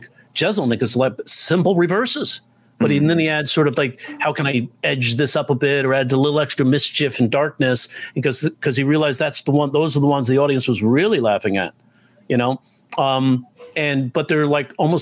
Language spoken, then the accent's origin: English; New York, United States; I'm a New Yorker